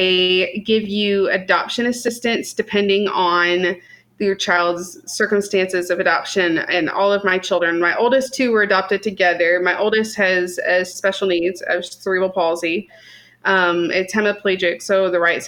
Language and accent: English; Martinsville, Indiana, United States; also born or lived in Illinois; In Illinois, but I was raised in Indiana, in Martinsville.